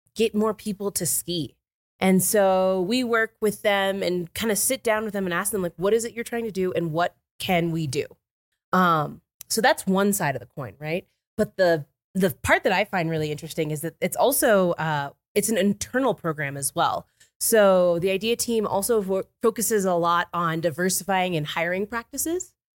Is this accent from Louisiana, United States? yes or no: no; Florida, United States; moved away as an adult; now in Summit County, United States; I grew up in Florida